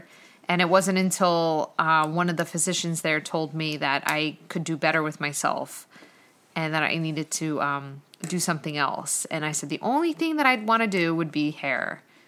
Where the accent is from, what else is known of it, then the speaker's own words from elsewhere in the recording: Blairstown, New Jersey, United States; I'm actually from the country and I had cows in my backyard. We had acres and acres of land that I grew up on